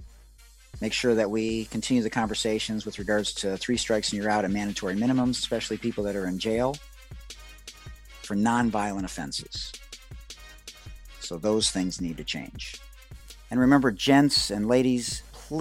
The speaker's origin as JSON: {"language": "English", "town": "Detroit", "region": "Michigan", "country": "United States", "moved": "yes", "lives_now": "San Diego, United States", "said": "I'm from Detroit originally"}